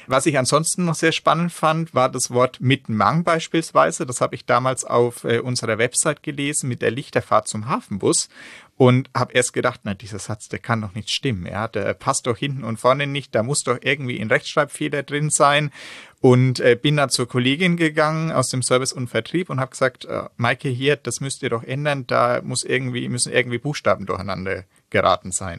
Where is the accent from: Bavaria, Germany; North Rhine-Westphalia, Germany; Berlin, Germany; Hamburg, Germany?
Bavaria, Germany; Franconia; now in Northern Germany; Ich stamme aus dem schönen Bayern, um ein bisschen konkreter zu werden, aus Franken, also ja, so eine halbe Stunde von Bamberg entfernt in etwa da bin ich in einem ganz kleinen Dorf aufgewachsen.